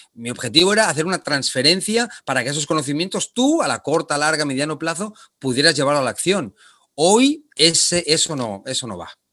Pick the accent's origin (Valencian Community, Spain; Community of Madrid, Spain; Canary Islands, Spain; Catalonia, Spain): Catalonia, Spain; Barcelona; moved away as an adult; also born or lived in Argentina / Japan; now in Panama; yo soy originario de Barcelona, de España